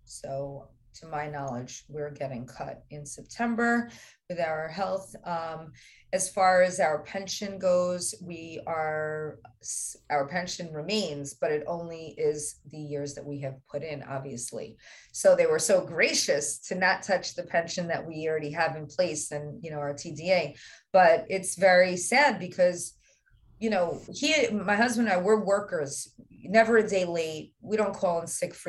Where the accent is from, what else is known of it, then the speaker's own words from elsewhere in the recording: New York, United States; my home state